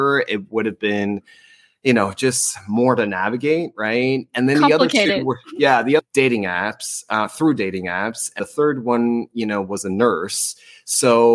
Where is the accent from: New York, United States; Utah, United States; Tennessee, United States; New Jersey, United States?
New Jersey, United States; also born or lived in North Las Vegas / New Orleans / Seattle; now in California, United States; I'm originally from New Jersey